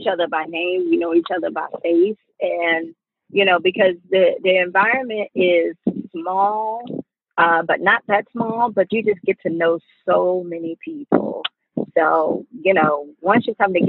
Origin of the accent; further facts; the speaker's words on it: New York City, New York, United States; moved away as an adult; now in Atlanta, United States; I'm originally from the Bronx, New York. I moved here to Atlanta in 1997 to go to college